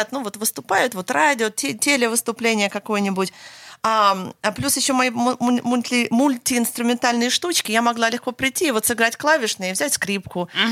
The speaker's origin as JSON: {"language": "Russian", "town": "Los Angeles", "region": "California", "country": "United States", "tie": "born or raised there", "said": "я уже потом выросла и училась в Лос-Анджелесе в Америке."}